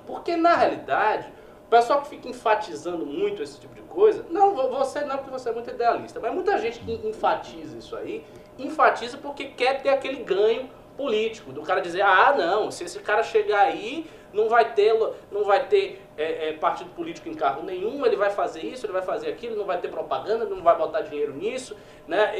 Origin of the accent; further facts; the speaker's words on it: Bahia, Brazil; lá no meu estado, na Bahia